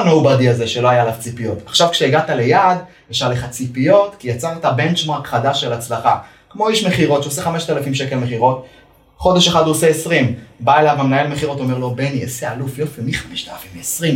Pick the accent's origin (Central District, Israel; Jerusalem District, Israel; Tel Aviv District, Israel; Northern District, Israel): Northern District, Israel; Ma'alot-Tarshiha; כילד כדורגלן במעלות